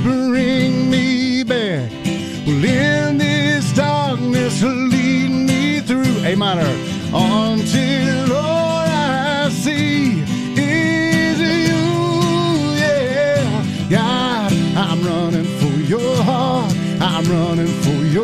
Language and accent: English; Alabama, United States; I'm from Alabama